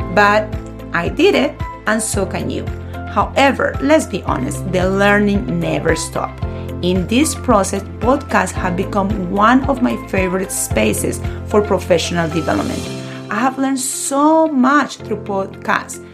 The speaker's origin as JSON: {"language": "English", "country": "Colombia", "tie": "born or raised there", "also_born_or_lived": "Florida", "moved": "yes", "lives_now": "United States", "said": "a Spanish teacher born and raised in Colombia"}